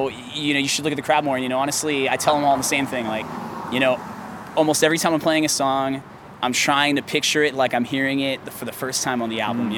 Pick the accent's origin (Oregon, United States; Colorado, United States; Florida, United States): Florida, United States; Miami Beach; moved away as an adult; now in New York, United States; I'm from Miami Beach.